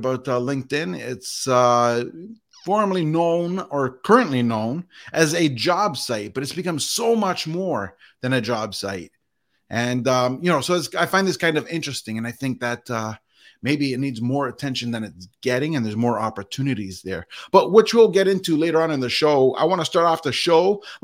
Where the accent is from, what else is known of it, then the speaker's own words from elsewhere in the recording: Canada; I was born in Canada